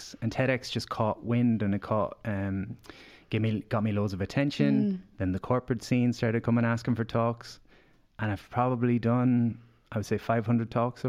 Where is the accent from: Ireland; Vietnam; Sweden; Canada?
Ireland; Galway, Connacht; So I came to Dublin from Galway and I had these aspirations.